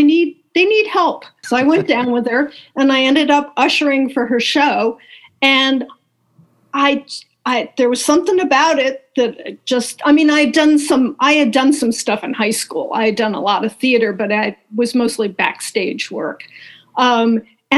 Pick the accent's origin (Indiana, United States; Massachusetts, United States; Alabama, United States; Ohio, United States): Ohio, United States; Bay Village; moved away as an adult; also born or lived in New York; I grew up in Bay Village, Ohio, which is a suburb of Cleveland